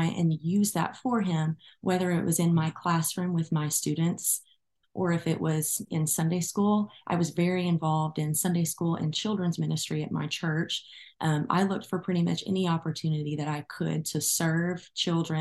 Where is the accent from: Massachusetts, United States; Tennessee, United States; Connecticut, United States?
Tennessee, United States; Arlington; I am from Arlington, Tennessee, which is a suburb of Memphis